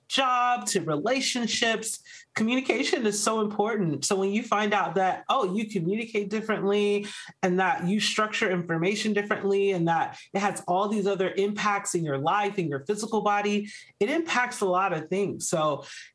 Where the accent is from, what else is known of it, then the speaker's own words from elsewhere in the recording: Georgia, United States; moved away as an adult; also born or lived in Arizona; we actually moved back to my home state of Georgia, where we're now living a much slower life